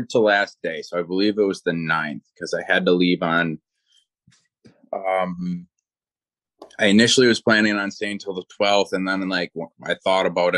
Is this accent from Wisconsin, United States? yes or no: yes; Wisconsin, United States; I'm from Wisconsin